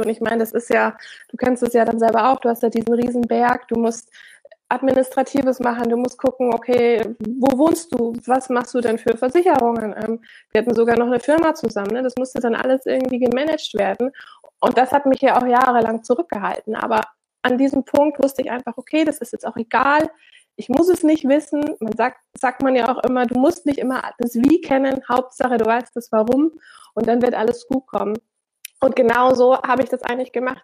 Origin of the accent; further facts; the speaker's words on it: Germany; moved away; also born or lived in Switzerland; ich als Deutsche ja eigentlich in dem Land lebe